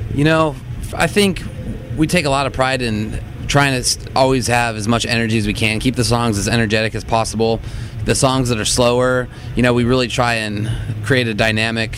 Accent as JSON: {"language": "English", "area": "Orange County", "region": "California", "country": "United States", "said": "we come from Orange County and kind of came up in the hardcore scene"}